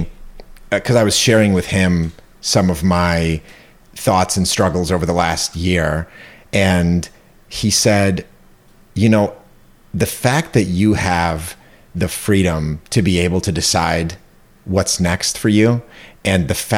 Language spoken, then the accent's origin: English; Ukraine; now in United States; I wasn't born in the US. I was born in the Ukraine